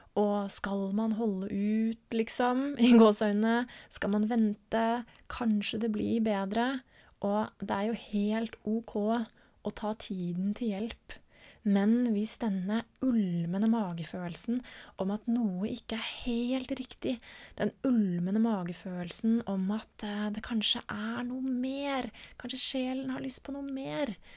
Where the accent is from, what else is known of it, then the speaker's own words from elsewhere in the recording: Norway; en litt mer stabil base her hjemme i Norge